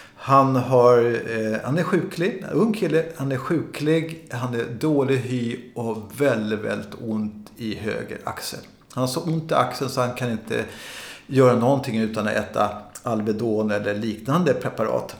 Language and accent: Swedish; Sweden; jag som är svensk och vit människa